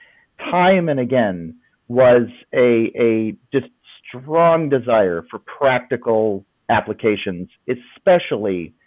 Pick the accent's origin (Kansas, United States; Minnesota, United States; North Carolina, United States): Kansas, United States; Lawrence; moved away as an adult; now in Franklin, United States; I grew up in Lawrence, Kansas